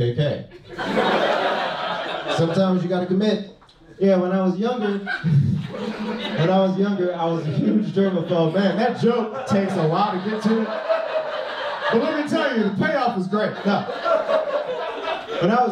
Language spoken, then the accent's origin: English; Los Angeles, California, United States; moved away as an adult; now in San Diego, United States; I was raised in South Central Los Angeles